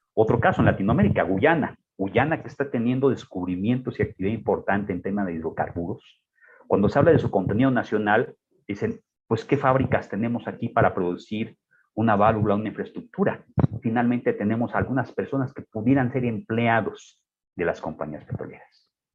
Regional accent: Mexico

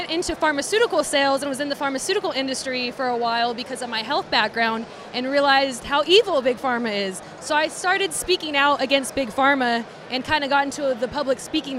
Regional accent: Vallejo, California, United States; I grew up in Vallejo

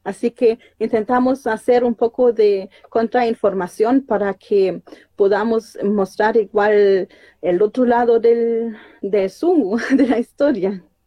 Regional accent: Germany; moved away as an adult; also born or lived in Panguipulli, Chile; me llevaron para allá y allá crecí toda mi vida, hasta algunos años atrás.

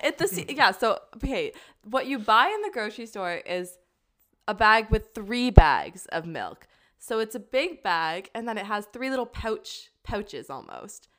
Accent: Ontario, Canada; moved away as an adult; now in Cork, Ireland; I'm from Ontario

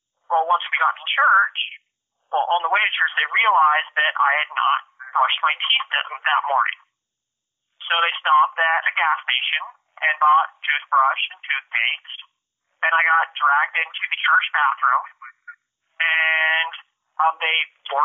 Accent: Spokane, Washington, United States; also born or lived in Priest River, Idaho; it was third grade that we moved from Priest River, Idaho to Spokane, Washington

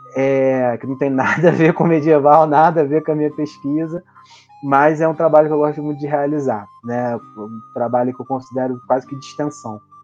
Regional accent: Brazil; enquanto brasileiros

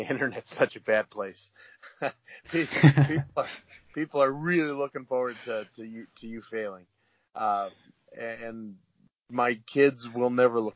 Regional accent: Wisconsin, United States; moved away; I was born and raised in Wisconsin

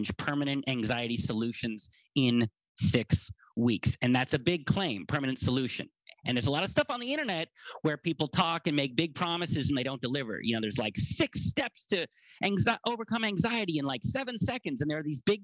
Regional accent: United States; I'm an American

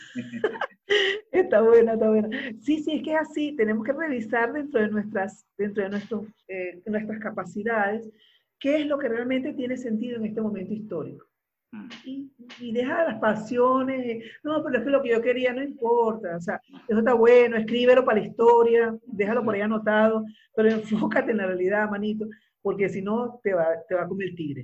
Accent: Venezuela; moved away as an adult; now in Uruguay; yo soy venezolana, la, caribeña

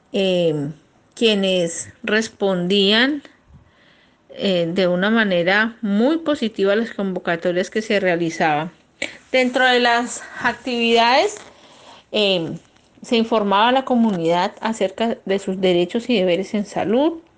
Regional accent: Piendamó, Cauca, Colombia; moved away as an adult; also born or lived in Barranquilla; now in Germany; Vengo de un municipio que se llama Piendamó. Está ubicado en el departamento del Cauca

